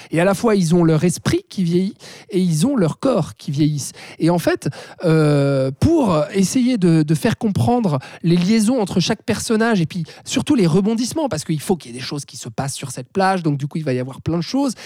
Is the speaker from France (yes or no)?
no; Switzerland; chez nous en Suisse